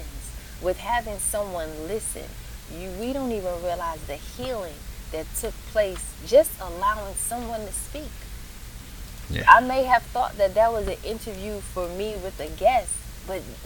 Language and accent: English; New York, United States; I was from New York